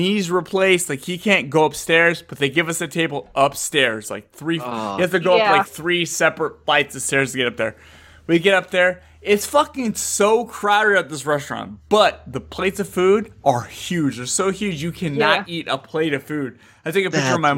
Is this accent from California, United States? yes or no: yes; San Jose, California, United States; moved away; San Jose, which is where I was raised and I grew up in San Jose.